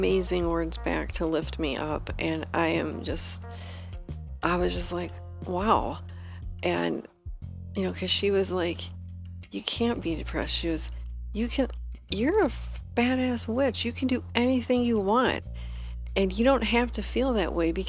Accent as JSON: {"language": "English", "region": "Wisconsin", "country": "United States", "tie": "born or raised there", "moved": "yes", "said": "my home state, Wisconsin"}